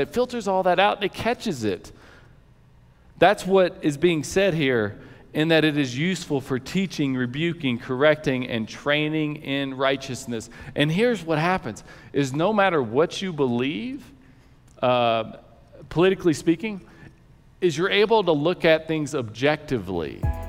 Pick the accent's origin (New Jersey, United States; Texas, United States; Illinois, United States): Texas, United States; He grew up in Cape Cod, I grew up in West Texas.